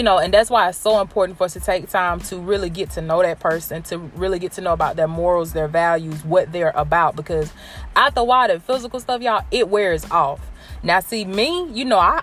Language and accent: English; Blakely, Georgia, United States; Y'all know I'm from Georgia. I rep Georgia, Blakely, Georgia, to be exact. Early County